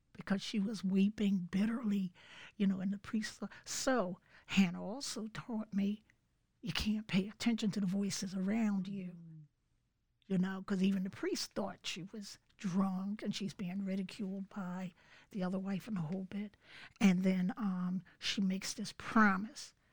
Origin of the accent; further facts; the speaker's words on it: Philadelphia, Pennsylvania, United States; moved away as an adult; now in Bucks County, United States; Grew up in Philly